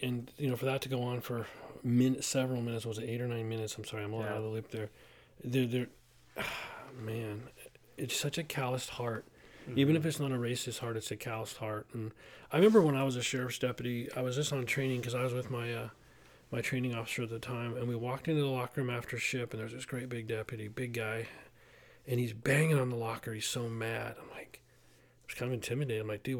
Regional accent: Simi Valley, California, United States; And then ultimately, I had an opportunity to go to my hometown, and that's what I did.

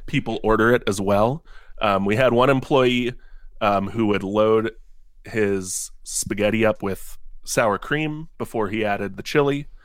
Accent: Cincinnati, Ohio, United States; I am born and raised, um, in Cincinnati, Ohio.

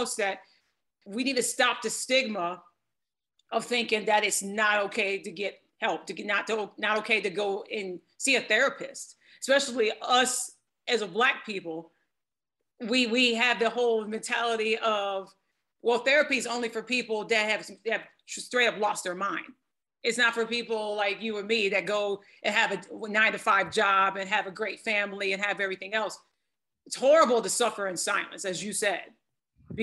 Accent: Michigan, United States; now in Texas, United States; I'm in Texas now, and the North, because I'm from Michigan

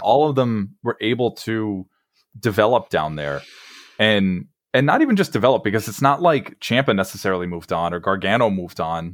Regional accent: Long Island, New York, United States; I'm from Long Island myself

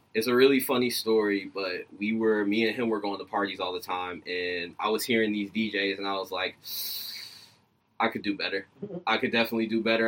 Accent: Decatur, Georgia, United States; I'm from Decatur. Okay, so I'm from Georgia.

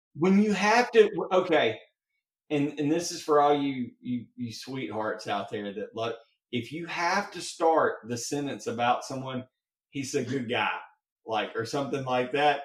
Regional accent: Mississippi, United States; I'm from Mississippi.

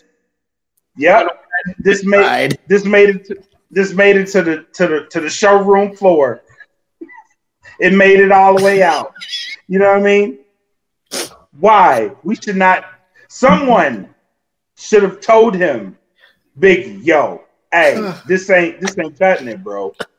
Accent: Louisiana, United States; I'm from Louisiana

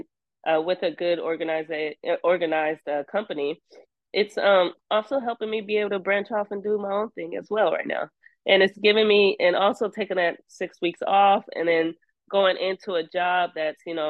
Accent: Seattle, Washington, United States; I'm from Seattle.

